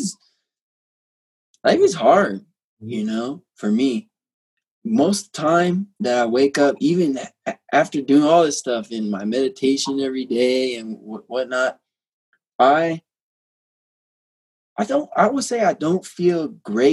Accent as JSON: {"language": "English", "country": "United States", "tie": "born or raised there", "said": "growing up in America"}